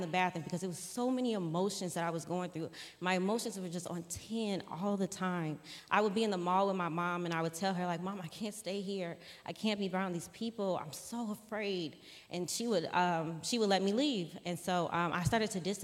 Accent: Streamwood, Illinois, United States; also born or lived in Country Club Hills, Illinois; I grew up in Streamwood, Illinois

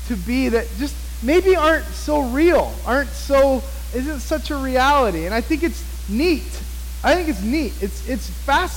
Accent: United States; I love being an American

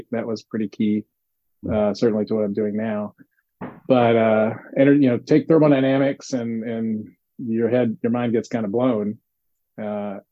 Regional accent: Nashville, Tennessee, United States; now in California, United States; I grew up in Nashville, Tennessee

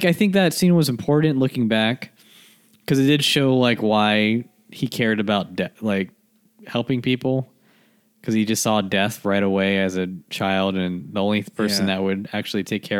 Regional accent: Texas, United States; I guess we're so Texan that we have no conception of like how ice works.

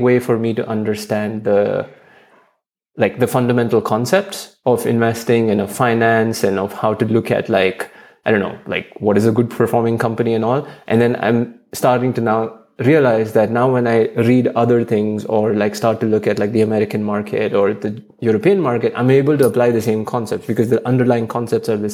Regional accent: India; moved away as an adult; now in Germany; I'm an Indian citizen. I've lived the first 23 years of my life in India.

